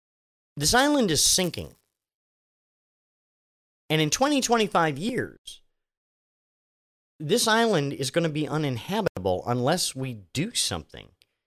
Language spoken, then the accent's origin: English; Machias, Maine, United States; When I was a kid living in, again, Machias, Maine, my hometown, was a way station between duty assignments for my father.